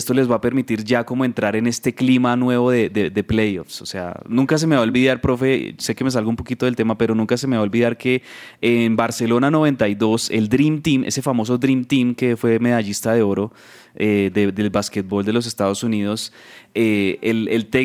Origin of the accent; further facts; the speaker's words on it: Colombia; Como decimos popularmente aquí en Colombia